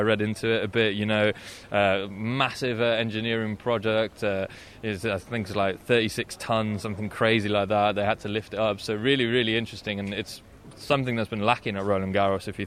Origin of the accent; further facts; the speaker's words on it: United Kingdom; now in Paris, France; I'm from the UK, but I live in Paris.